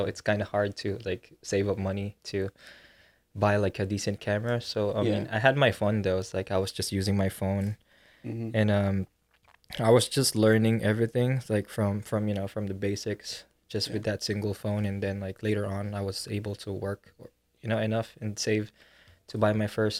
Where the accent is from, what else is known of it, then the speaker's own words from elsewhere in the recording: Manila, Metro Manila, Philippines; now in Los Angeles, United States; born and raised in the Philippines.